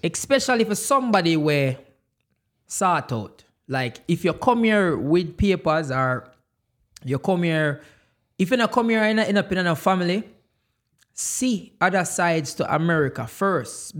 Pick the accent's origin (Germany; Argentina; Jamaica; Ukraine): Jamaica; now in United States; I am Jamaican.